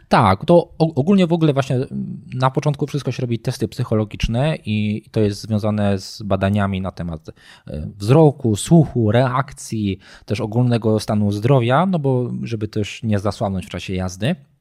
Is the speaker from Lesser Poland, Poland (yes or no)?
yes; Nowy Sącz, Lesser Poland, Poland; pochodzę z Nowego Sącza, tak. jestem e, typowym nowosądeczaniem, urodziłem się w Nowym Sączu